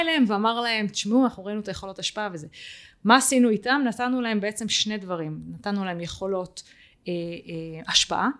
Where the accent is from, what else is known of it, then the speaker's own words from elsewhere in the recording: Israel; אנחנו כישראלים